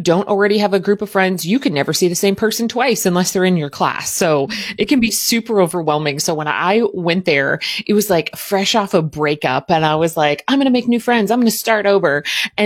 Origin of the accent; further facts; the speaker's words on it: Southern Indiana, United States; also born or lived in Cleveland; I'm from Southern Indiana, basically Louisville